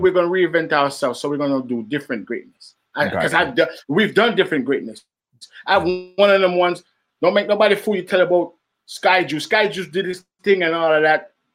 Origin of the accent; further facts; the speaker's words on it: New York City, New York, United States; I'm from Flatbush.